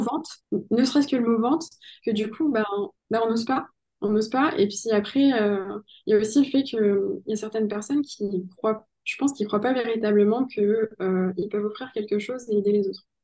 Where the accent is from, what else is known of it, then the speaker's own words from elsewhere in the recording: Pau, Nouvelle-Aquitaine, France; je suis née à Pau, donc euh, oui, c'est le pays